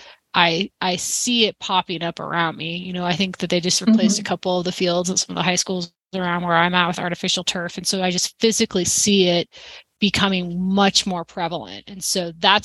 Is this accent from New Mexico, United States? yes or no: no; Wyoming, United States; moved away; I'm from Wyoming originally, and so and I played soccer in high school